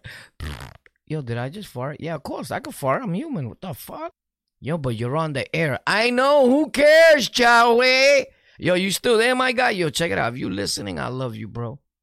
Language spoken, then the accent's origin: English; New York, United States; We're from New York